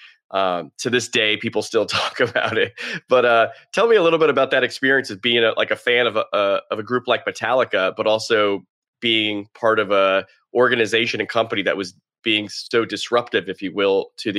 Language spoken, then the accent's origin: English; Fort Lauderdale, Florida, United States; I grew up in Fort Lauderdale